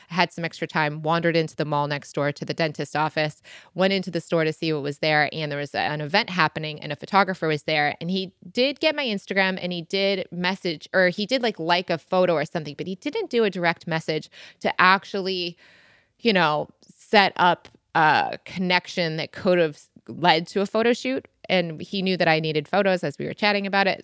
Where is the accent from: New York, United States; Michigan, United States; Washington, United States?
Michigan, United States; now in London, United Kingdom; I grew up on boats in Michigan